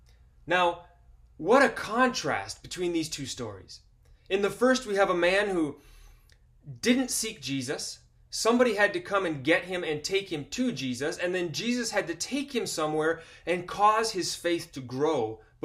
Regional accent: Ecuador; Where I grew up in Ecuador, among the tribes there, it was common for them to blow smoke, special kinds of smoke over people, believing that that cured and cleaned them.

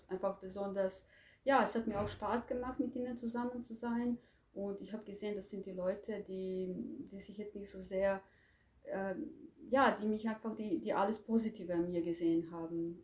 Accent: Croatia; moved away as an adult; also born or lived in Zagreb; now in Germany; Also ich komme ursprünglich aus Kroatien das mhm. war damals Jugoslawien ähm, und ich lebe seit äh, 20, mehr als 20 Jahren in Deutschland.

